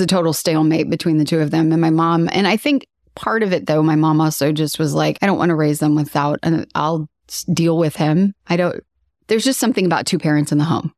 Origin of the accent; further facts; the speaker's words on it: Kansas City, Missouri, United States; I was born and raised here in Kansas City